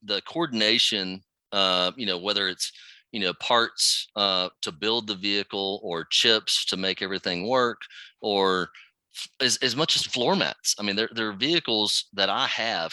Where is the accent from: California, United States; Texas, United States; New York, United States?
Texas, United States; Dallas; I'm from Dallas-Fort Worth area